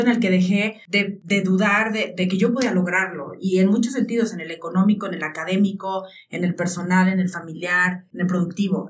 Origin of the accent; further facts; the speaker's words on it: Jalisco, Mexico; moved away as an adult; now in Aguascalientes, Mexico; yo cuando estaba a punto de salir de Jalisco, e irme a estudiar a Aguascalientes